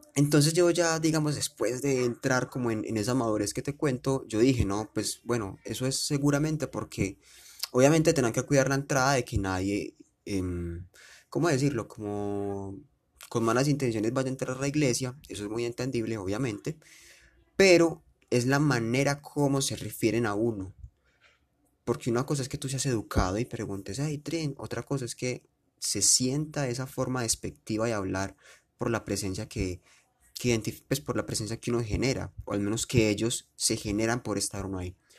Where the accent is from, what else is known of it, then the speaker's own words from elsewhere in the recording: Medellín, Antioquia, Colombia; yo soy de Medellín